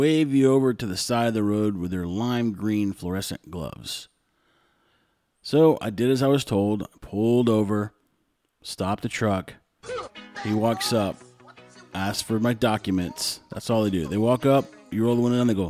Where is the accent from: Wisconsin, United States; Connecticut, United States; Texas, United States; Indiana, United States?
Texas, United States; now in Nicaragua; I'm from the U.S. And I looked at him, I go, Texas.